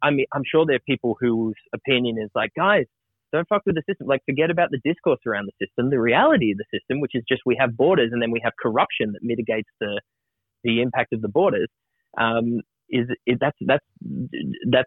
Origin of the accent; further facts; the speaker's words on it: Broken Hill, New South Wales, Australia; I grew up with in Australia, I grew up in Broken Hill where there's lots of Indigenous people.